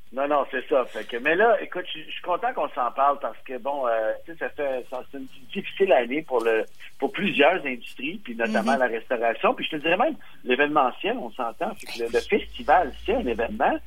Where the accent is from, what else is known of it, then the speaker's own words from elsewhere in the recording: Montreal, Quebec, Canada; je viens de Montréal